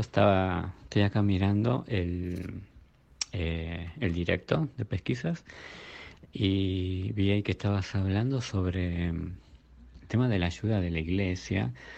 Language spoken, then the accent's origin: Spanish; Burzaco, Buenos Aires Province, Argentina; yo soy de Bursaco de Buenos Aires